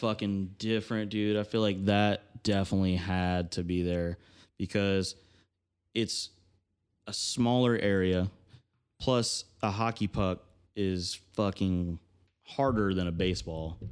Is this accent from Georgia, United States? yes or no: yes; Georgia, United States; I'm, I'm from Georgia